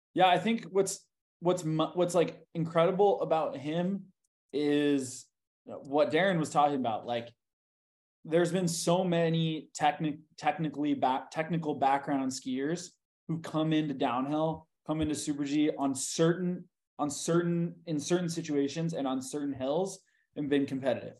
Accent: Bay Area, outside of San Francisco, California, United States; I grew up in the Bay Area, um, and uh, like outside of San Francisco

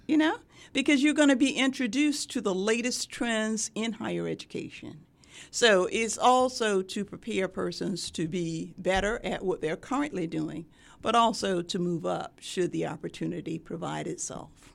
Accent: Sumter, South Carolina, United States; moved away as an adult; also born or lived in Durham, North Carolina; now in Norfolk, United States; my hometown is Sumter, South Carolina.

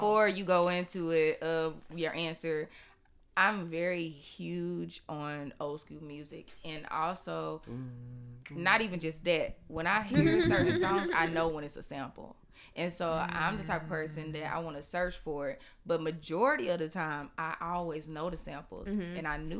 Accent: Knoxville, Tennessee, United States; I'm from Knoxville.

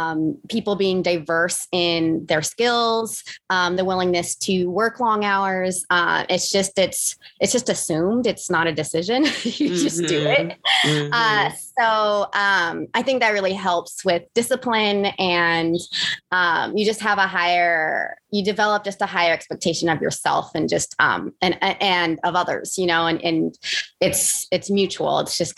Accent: Vacaville, California, United States; also born or lived in San Jose, California / Mountain View, California; I actually grew up outside of San Francisco. So closer to Sacramento in Vacaville. Mm-hmm. And it's a great place to grow up.

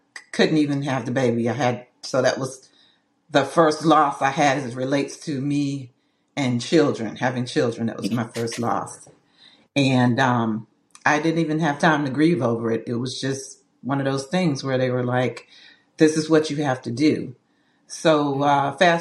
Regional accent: Bunnlevel, North Carolina, United States; moved away as an adult; I'm originally from North Carolina, from a little town called Bun Level

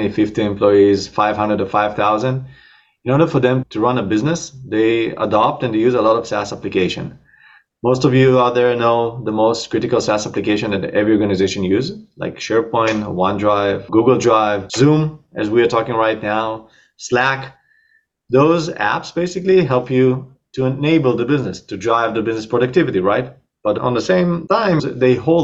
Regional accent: Israel; accent: Israeli; moved away as an adult; also born or lived in New York, United States; now in Miami area, United States; I'm Israeli. But I moved here to the States 9 years ago.

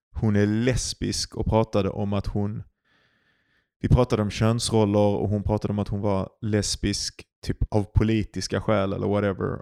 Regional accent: Sweden

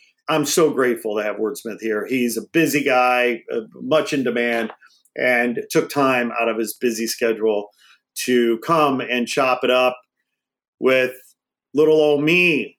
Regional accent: Midwest, United States; now in Los Angeles, United States; Born and raised in the Midwest, like me, we hit it off, Midwesterners. Yeah. Anyway, he relocated to LA again, like me

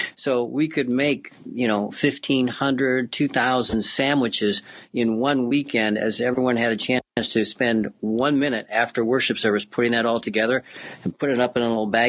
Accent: Cambridge, Illinois, United States; I grew up in Cambridge, Illinois, up by the Quad Cities

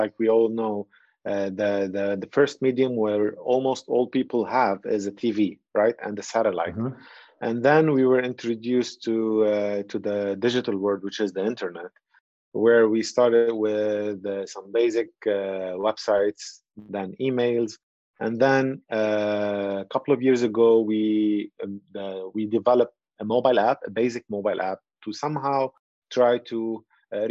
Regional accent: Lebanon; moved away as an adult; now in Nicosia, Cyprus; Right now I'm calling you from Lebanon, which is my home country

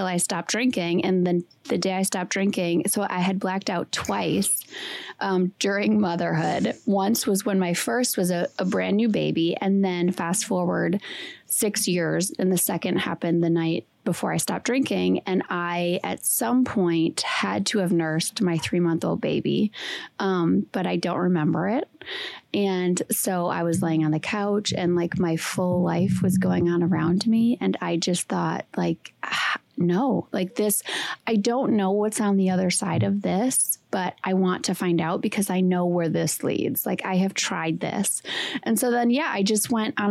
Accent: Wisconsin, United States; I'm from Wisconsin. I went to school in Green Bay

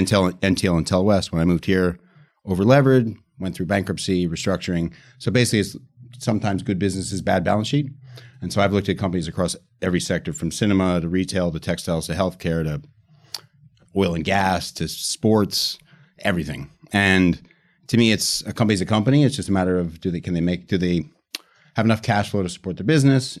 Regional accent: United States; moved away as an adult; now in United Kingdom; I'm American, but I've been in the U K

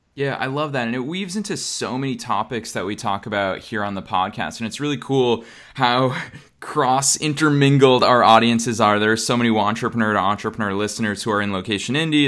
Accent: Boston, Massachusetts, United States; moved away as an adult; now in Los Angeles, United States; I'm here in Boston, Massachusetts, which is my hometown.

